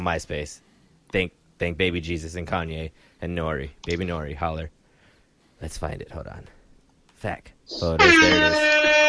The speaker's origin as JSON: {"language": "English", "town": "Las Vegas", "region": "Nevada", "country": "United States", "tie": "born or raised there", "moved": "yes", "said": "I'm from Vegas. That's where I lived. Damn, that was my hometown."}